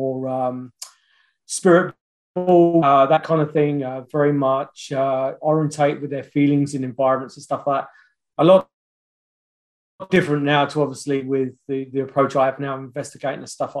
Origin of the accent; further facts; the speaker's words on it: London, United Kingdom; also born or lived in Australia / New Zealand; now in Kamloops, Canada; I'm from London. That's where I was originally from